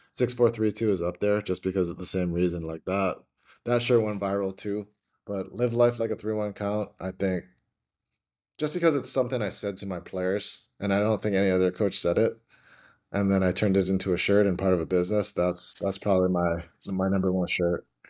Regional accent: Hawaii, United States; moved away as an adult; also born or lived in Oregon; I'm from Hawaii

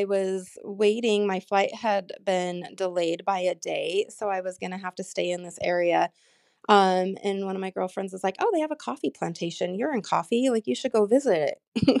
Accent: Wyoming, United States; I was born and raised in Wyoming. I did leave to go to college.

